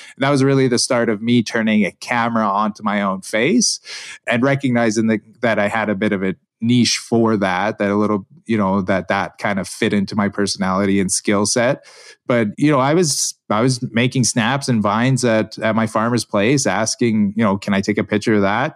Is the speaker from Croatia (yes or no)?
no; Alberta, Canada; I grew up here in Alberta, Canada